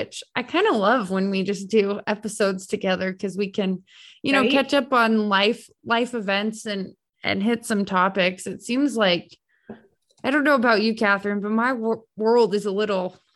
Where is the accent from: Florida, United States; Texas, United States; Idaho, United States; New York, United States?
Idaho, United States; I'm from Idaho